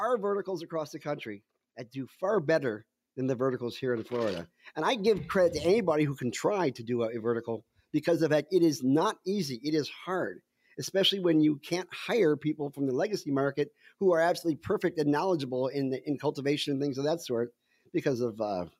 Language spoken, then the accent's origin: English; Canada; I said, oh, yeah, I'm Canadian. It's a maple leaf.